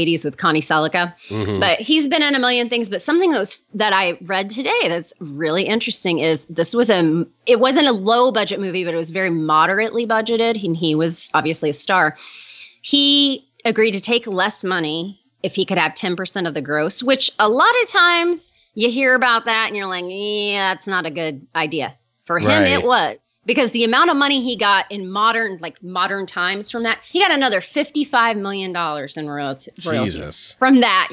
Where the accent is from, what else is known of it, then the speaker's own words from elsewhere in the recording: Indiana, United States; I'm from Indiana